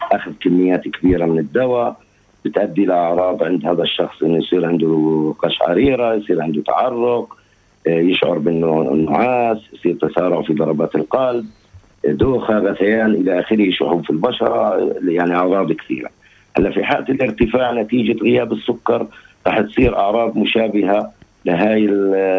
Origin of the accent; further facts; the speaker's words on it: Palestine; عندنا في فلسطين